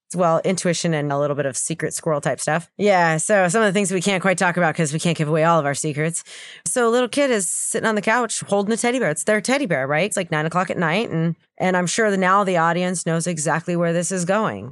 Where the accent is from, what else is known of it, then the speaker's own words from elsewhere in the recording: United States; I'm American